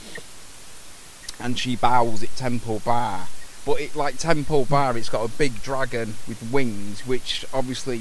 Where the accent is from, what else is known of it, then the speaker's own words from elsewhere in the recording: Grimsby, Yorkshire and the Humber, United Kingdom; Grimsby in the UK, so it's like on the East Coast, near a place called Hull, but Grimsby and Cleethorpes